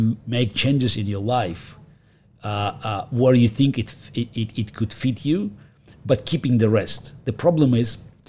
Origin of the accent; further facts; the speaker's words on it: Russia; English is a second language; moved away; So I grew up in the Soviet Union, and chess was a big deal there.